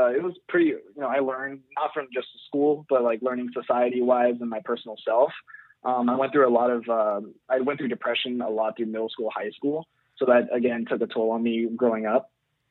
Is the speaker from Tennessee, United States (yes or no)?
no; Jacksonville, Florida, United States; moved away as an adult; now in San Diego, United States; I grew up in Jacksonville, Florida, which is in the East Coast.